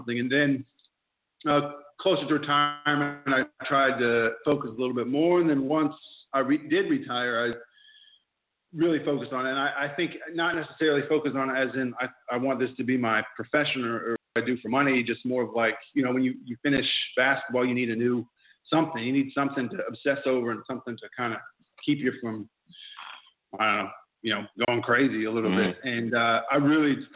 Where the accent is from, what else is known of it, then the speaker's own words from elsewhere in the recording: Indiana, United States; accent: Indiana twang; moved away as an adult; now in Melbourne, Australia; growing up in Indiana